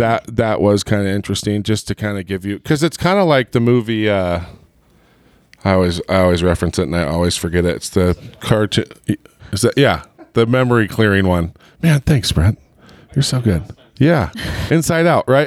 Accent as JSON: {"language": "English", "region": "Southern California", "country": "United States", "tie": "born or raised there", "moved": "yes", "said": "I grew up in Southern California."}